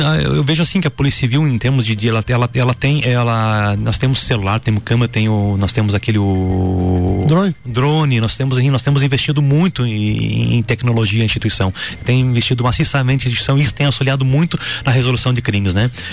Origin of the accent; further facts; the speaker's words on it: Lages, Santa Catarina, Brazil; moved away as an adult; also born or lived in Xanxerê / Curitibanos / Correia Pinto / São Joaquim; Sou lagiano, sou natural de Lages